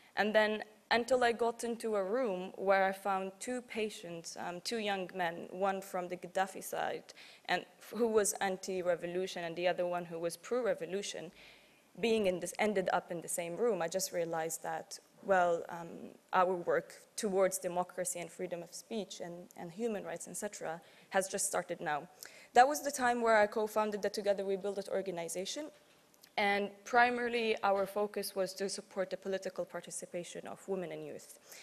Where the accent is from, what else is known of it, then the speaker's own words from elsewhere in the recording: Tripoli, Tripoli District, Libya; I'm from Tripoli, the west